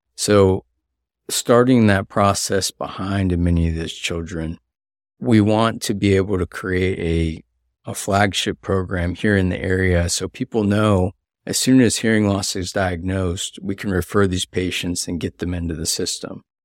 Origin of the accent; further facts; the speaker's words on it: Pensacola, Florida, United States; I was part of a pilot program for high school students here in Pensacola. I grew up here